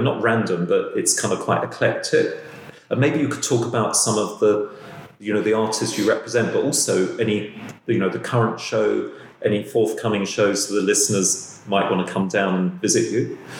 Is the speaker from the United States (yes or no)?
no; London, United Kingdom; as a Londoner